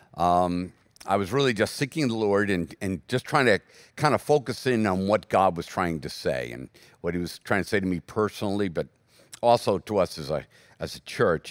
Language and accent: English; United States; as American Christians